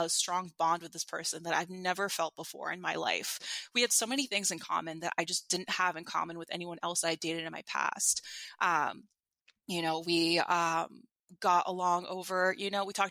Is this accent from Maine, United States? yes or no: no; New York City, New York, United States; as a New Yorker